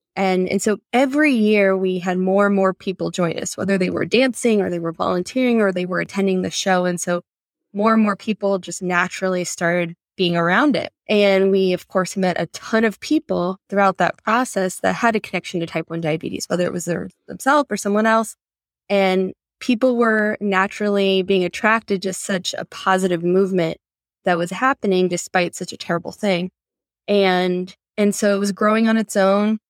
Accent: Sanford, Florida, United States; now in Orlando, United States; I grew up in Sanford.

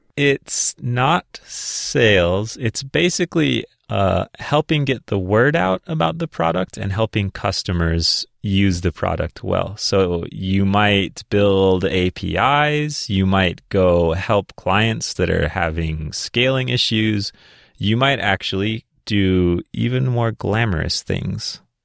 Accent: Minnesota, United States; I grew up in Minnesota

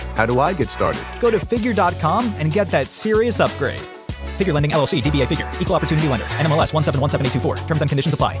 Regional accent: Syosset, New York, United States; on the island. Uh, played played there my whole life. Uh, my my parents were we were in Syosset

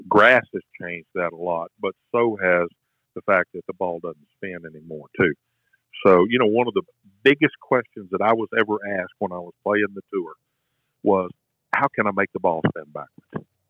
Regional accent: Shreveport, Louisiana, United States; I grew up in Shreveport, Louisiana

